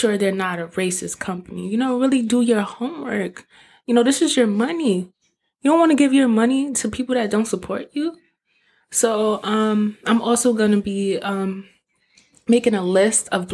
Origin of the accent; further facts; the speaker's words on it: New York, United States; I'm from New York